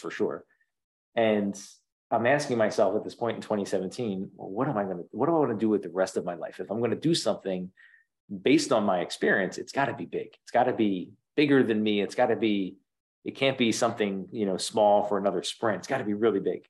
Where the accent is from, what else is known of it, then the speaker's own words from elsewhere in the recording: outside of Philadelphia, Pennsylvania, United States; I grew up outside of Philadelphia